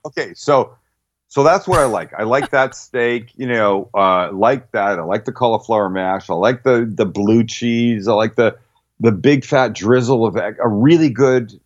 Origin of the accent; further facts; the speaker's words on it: British Columbia, Canada; moved away; I'm from Canada, and where the province of British Columbia, where I'm from